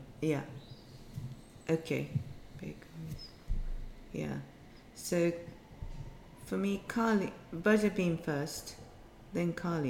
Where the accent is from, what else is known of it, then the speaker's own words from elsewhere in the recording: Kyoto, Japan; English is a second language; moved away; because I'm from Kyoto